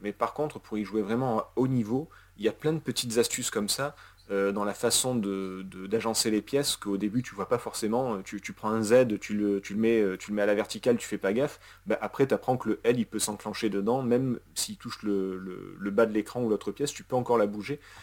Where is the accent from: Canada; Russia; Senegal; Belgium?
Russia; je suis russe